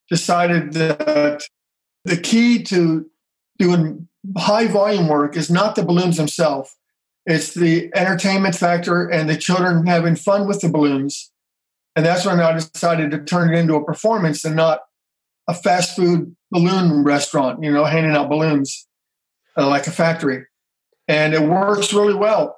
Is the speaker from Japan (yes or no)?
no; Cincinnati, Ohio, United States; now in Atlanta, United States; I was born in Cincinnati, Ohio, which is uh, north of where I am now. And our whole family was involved in the theater local community theaters.